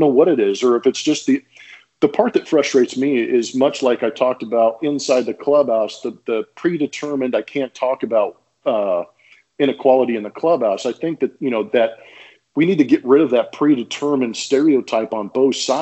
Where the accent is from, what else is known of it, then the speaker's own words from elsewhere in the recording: Southern California, United States; I grew up in Southern California